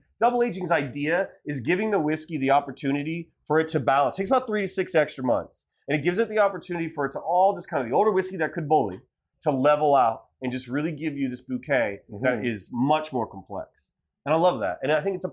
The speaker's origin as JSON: {"language": "English", "region": "Ohio", "country": "United States", "moved": "yes", "lives_now": "Los Angeles, United States", "said": "I'm from Ohio"}